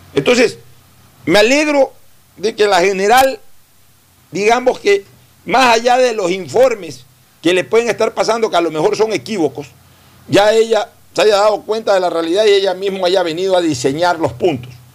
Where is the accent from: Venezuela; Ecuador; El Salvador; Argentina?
Ecuador; Guayaquil, Guayas; moved away; mi ciudad natal, que ahora sea para mí una ciudad de tránsito los fines de semana